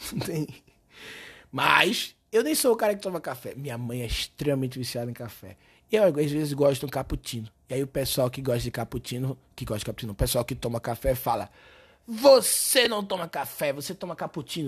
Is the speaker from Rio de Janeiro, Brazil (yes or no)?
no; Recife, Pernambuco, Brazil; now in São Paulo, Brazil; Eu sou recifense